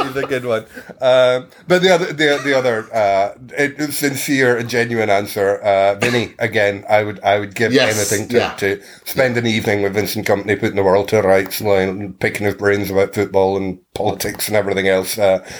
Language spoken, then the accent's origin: English; Scotland, United Kingdom; I'm Scottish